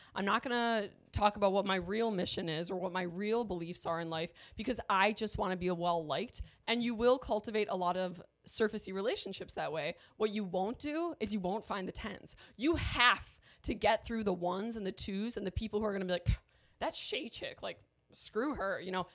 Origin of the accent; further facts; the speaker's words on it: Milwaukee, Wisconsin, United States; moved away as an adult; I am from Milwaukee. That's where I was born and raised